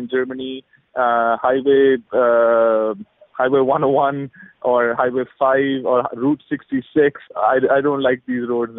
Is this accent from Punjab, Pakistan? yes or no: yes; Lahore, Punjab, Pakistan; moved away; also born or lived in San Francisco; Lahore, my hometown